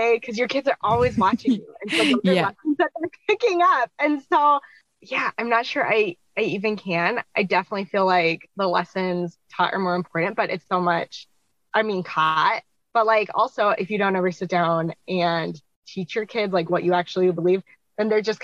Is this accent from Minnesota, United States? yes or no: yes; Minnesota, United States; I am from Minnesota in the United States